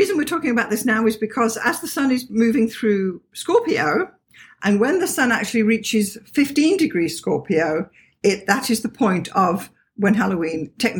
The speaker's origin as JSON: {"language": "English", "country": "South Africa", "tie": "born or raised there", "also_born_or_lived": "Toronto, Canada", "moved": "as an adult", "lives_now": "Canada", "said": "growing up in South Africa, this was unheard of. Absolutely. Yeah. And it was only when we came to Canada in 2002"}